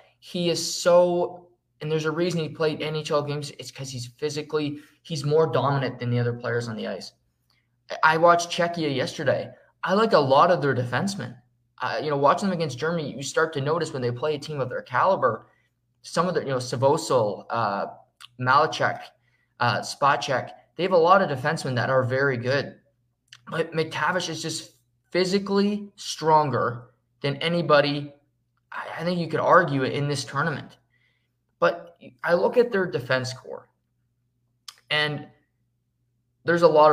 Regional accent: Canada; being Canadian

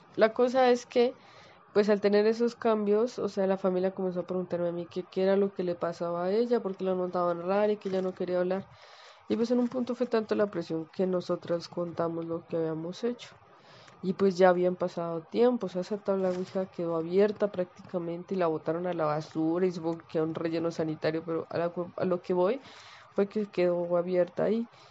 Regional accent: Colombia; yo soy colombiana

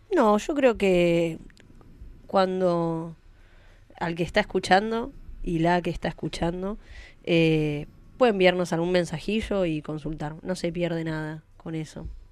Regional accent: San Antonio de Padua, Buenos Aires Province, Argentina; soy de Padua

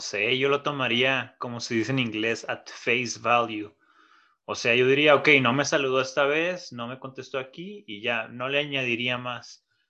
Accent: Mexico; moved away; por ser mexicano

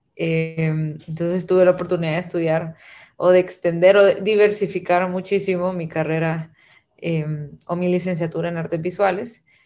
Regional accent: Guatemala; also born or lived in Abu Dhabi; now in El Salvador; nací en Guatemala, pero vivo en El Salvador

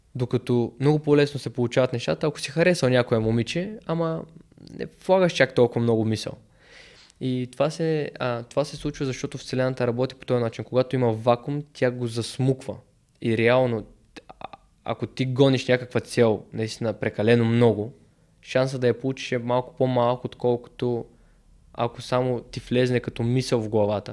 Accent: Bulgaria; съм българин

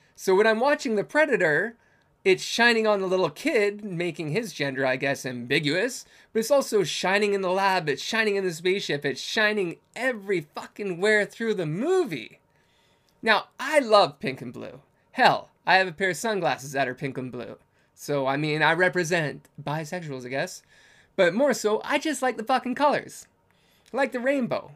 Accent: Canada; I'm Canadian

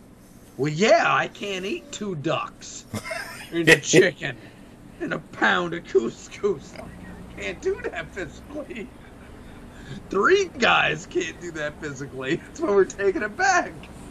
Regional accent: Arizona, United States; also born or lived in New York; okay, well, I grew up in New York, raised in Arizona.

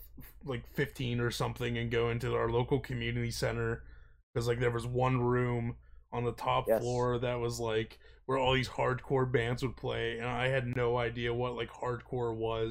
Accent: Pennsylvania, United States

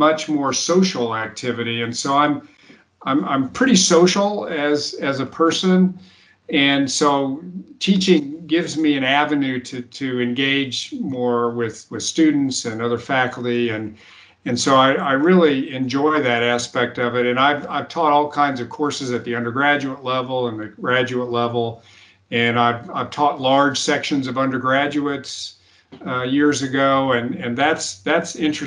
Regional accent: United States; I was the only American.

